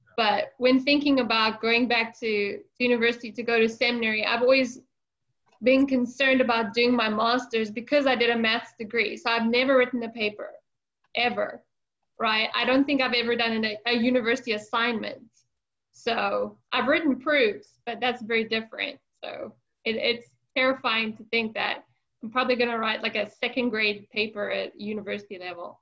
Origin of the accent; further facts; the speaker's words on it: South Africa; I grew up in South Africa